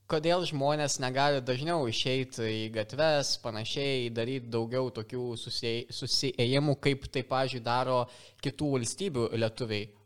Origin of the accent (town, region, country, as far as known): Lithuania